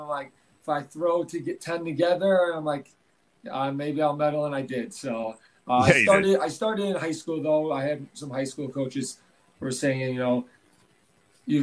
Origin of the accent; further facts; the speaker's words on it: Illinois, United States; moved away as an adult; now in Sun Prairie, United States; my hometown's only about 2 hours away in Illinois